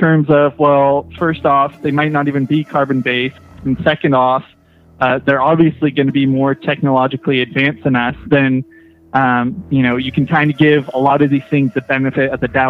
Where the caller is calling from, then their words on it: Fortuna, California, United States; I'm calling from Northern California, Fortuna